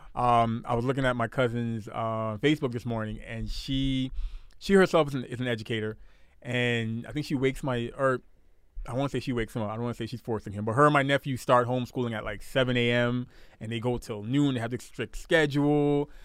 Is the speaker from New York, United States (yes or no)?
yes; New York City, New York, United States; moved away; I'm from Brooklyn.